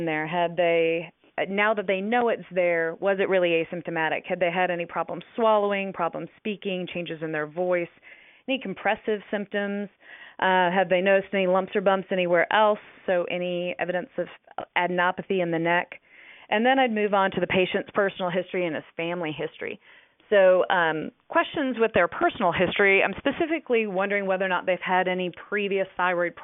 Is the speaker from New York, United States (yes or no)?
no; Virginia, United States; moved away as an adult; also born or lived in Durham, North Carolina; now in Dallas, United States; I was born and raised in Virginia